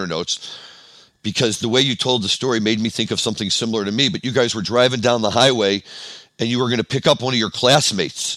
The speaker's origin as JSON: {"language": "English", "town": "St. Louis", "region": "Missouri", "country": "United States", "tie": "born or raised there", "moved": "as an adult", "said": "I grew up in St. Louis"}